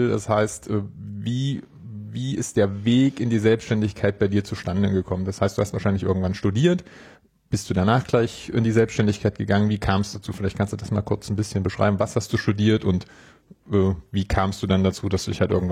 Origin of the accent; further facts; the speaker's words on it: Leipzig, Saxony, Germany; ich bin in Leipzig, also in meiner Heimat äh, sozusagen, musste nicht weit reisen